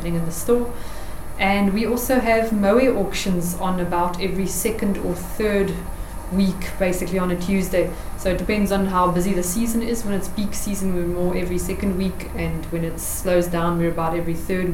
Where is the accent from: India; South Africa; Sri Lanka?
South Africa; near Middelburg, Eastern Cape; just outside of Middelburg, which is close to my hometown